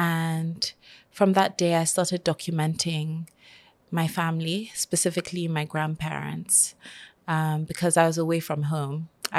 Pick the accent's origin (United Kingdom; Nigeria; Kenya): Nigeria